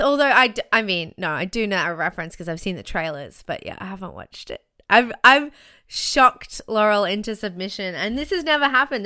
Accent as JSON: {"language": "English", "town": "Brisbane", "region": "Queensland", "country": "Australia", "tie": "born or raised there", "also_born_or_lived": "Sydney", "said": "I went back to Brisbane, which is my hometown, which is where my parents live"}